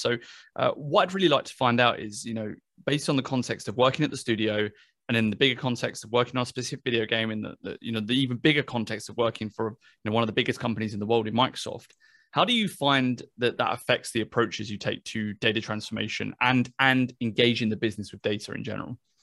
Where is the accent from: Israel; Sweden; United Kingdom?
United Kingdom; I'm British